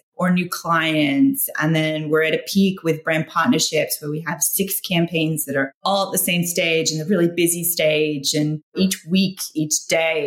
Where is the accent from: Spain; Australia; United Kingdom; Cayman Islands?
Australia; now in United States; as an expat, I'm Australian, so living in the States